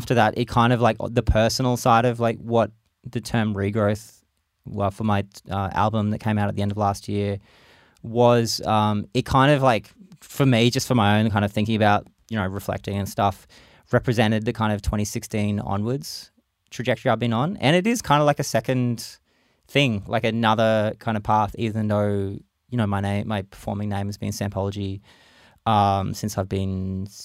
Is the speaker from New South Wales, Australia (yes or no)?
no; Brisbane, Queensland, Australia; spent a lot more time in my hometown, Brisbane, Mianjin